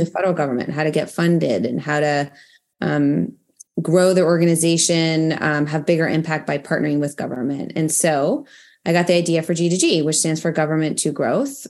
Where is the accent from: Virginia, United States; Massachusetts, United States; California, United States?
Massachusetts, United States; Boston; moved away as an adult; also born or lived in London / Ohio; now in Washington, D.C., United States; I'm from Boston originally.